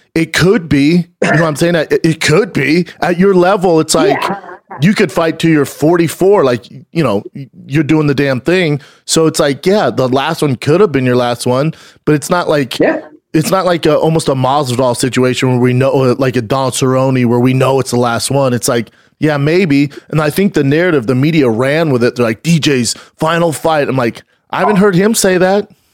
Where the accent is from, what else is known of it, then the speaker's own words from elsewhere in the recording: Denver, Colorado, United States; I'm from Denver